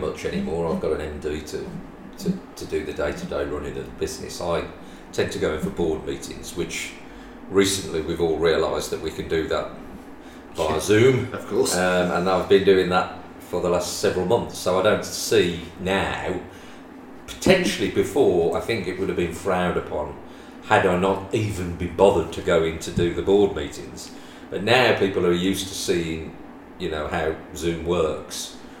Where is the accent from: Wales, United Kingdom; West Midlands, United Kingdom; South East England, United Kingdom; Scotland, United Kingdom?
West Midlands, United Kingdom; we come from the West Midlands, as people could probably gather by my accent